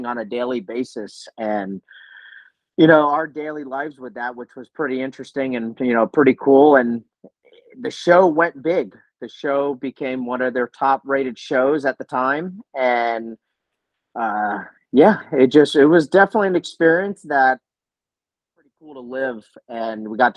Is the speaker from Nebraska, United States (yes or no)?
no; South Florida, United States; me growing up in South Florida